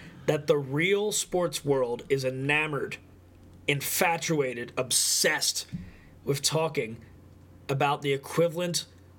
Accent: Tampa, Florida, United States; And I know music. I'm from Tampa.

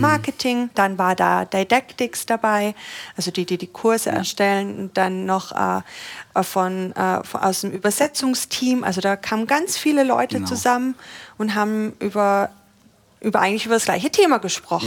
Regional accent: Austria; moved away; ich komme ja eigentlich aus Österreich und da sind mhm. wir noch mal konservativer

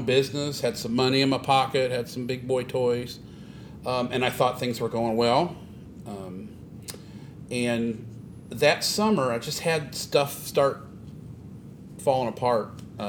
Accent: Springfield, United States; Born and raised.

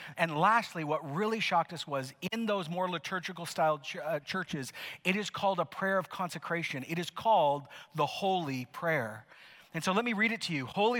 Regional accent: Canada; Some of you are like, what does that mean? Why am I clapping? I'm so Canadian.

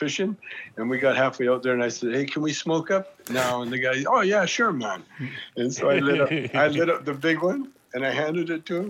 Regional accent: Canada; moved away; because I'm a Canadian

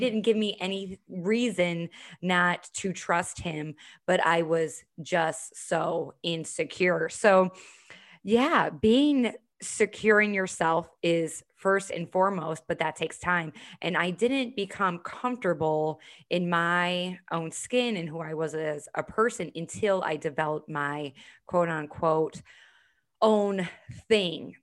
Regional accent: Chicago, Illinois, United States; now in Charleston, United States; I'm originally from Chicago, live here in Charleston now.

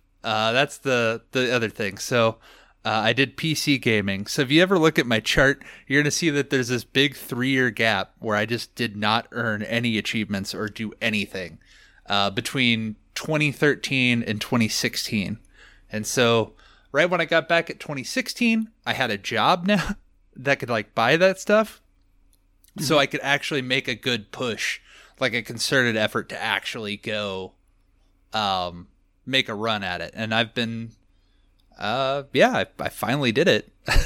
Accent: Nebraska, United States; So I was born in Nebraska in a small town, and then I've just lived here my entire life.

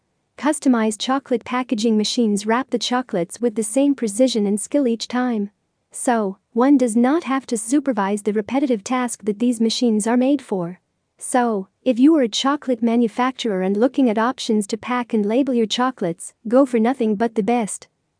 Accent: Zahle, Beqaa, Lebanon; Hi, I'm from Zale, Becca, Lebanon.

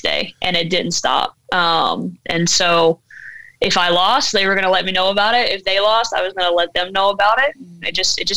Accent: Alabama, United States; now in Fort Pierce, United States; Growing up in Alabama, and especially in a really small town

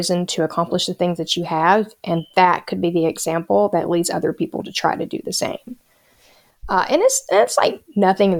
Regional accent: Appalachia, United States; being an Appalachian native

